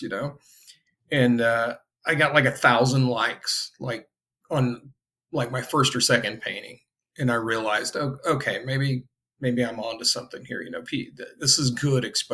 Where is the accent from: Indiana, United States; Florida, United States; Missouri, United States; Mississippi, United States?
Indiana, United States; I grew up in Indiana. I'm in Indianapolis currently.